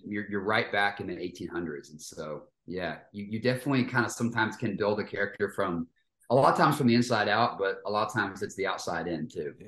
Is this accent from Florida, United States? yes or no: no; Fort Worth, Texas, United States; I grew up in Texas